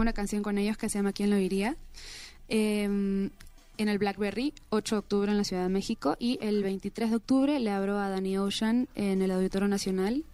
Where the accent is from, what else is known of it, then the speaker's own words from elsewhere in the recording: Peru; moved away; soy peruana